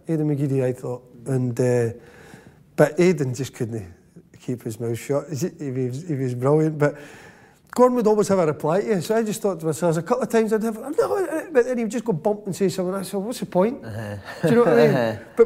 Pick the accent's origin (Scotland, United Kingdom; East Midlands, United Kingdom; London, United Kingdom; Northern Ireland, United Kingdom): Scotland, United Kingdom; we're Scottish